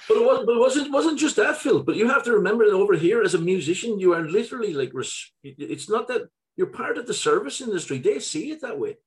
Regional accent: Ireland; moved away as an adult; now in Gothenburg, Sweden; growing up in Ireland

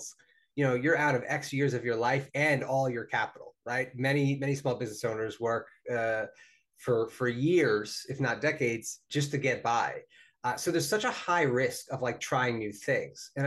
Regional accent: New Jersey, United States; my home state of New Jersey

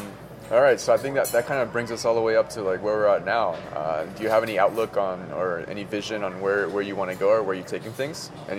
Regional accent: Florida, United States; now in Las Vegas, United States; I'm from Florida

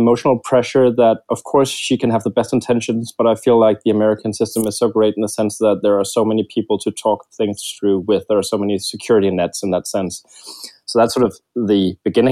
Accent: Denmark; I am from Denmark

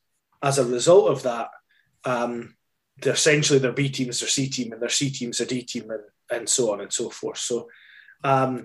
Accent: Scotland, United Kingdom; I'm Scottish.

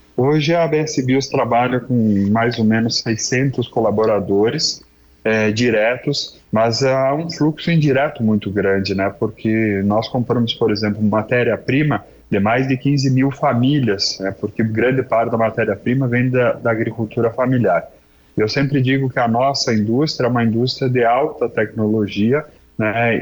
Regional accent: Brazil; also born or lived in Passo Fundo, Rio Grande do Sul; nós somos brasileiros

